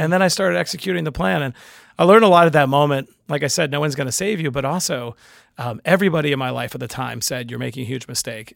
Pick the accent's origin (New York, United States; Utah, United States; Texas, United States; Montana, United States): New York, United States; New York City; I'm from Queens